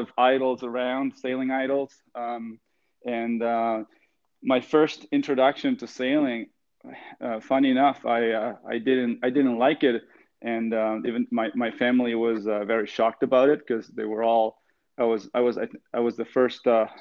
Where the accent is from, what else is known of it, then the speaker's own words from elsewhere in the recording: Argentina; now in Halifax, Canada; so I grew up in Argentina in a, I would say a sailing family